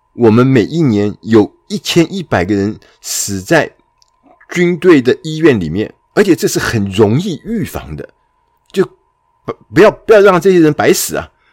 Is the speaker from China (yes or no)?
no; Taiwan; 我们台湾人最熟悉的